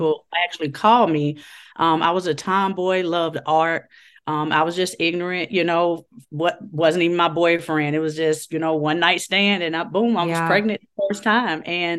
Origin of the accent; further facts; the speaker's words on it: Chicago, Illinois, United States; So I was born and raised in Chicago, Illinois, and the west side of Chicago, you know, rough neighborhood.